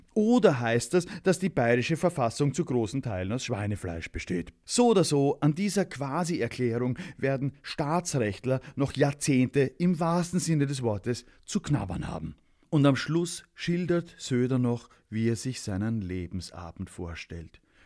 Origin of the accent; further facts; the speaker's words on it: Austria; ich als Österreicher